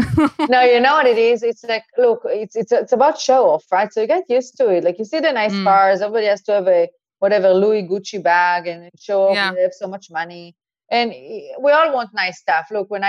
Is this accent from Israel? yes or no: yes; Eilat, Southern District, Israel; accent: Israeli; English is a second language; moved away as an adult; now in Miami, United States; I grew up in a small town. It's called Eilat.